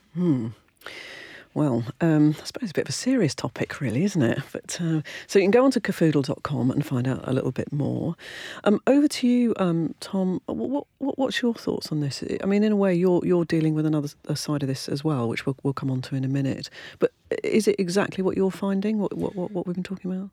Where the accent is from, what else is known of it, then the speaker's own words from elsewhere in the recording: United Kingdom; I'm British